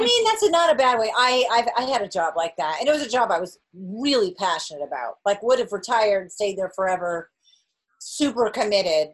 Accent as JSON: {"language": "English", "region": "New England", "country": "United States", "said": "i'm from new england"}